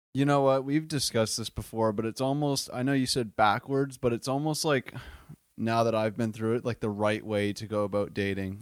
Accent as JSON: {"language": "English", "town": "Windsor", "region": "Ontario", "country": "Canada", "tie": "born or raised there", "also_born_or_lived": "Buffalo, New York", "moved": "as an adult", "said": "I am from the Wynn City, Windsor, Ontario, um, s, most southern point of Canada"}